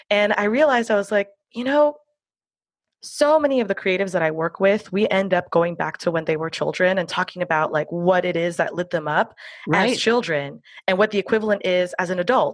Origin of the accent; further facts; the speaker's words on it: Miami, Florida, United States; I'm out of Miami, Florida. So I grew up with hurricanes. It's my hometown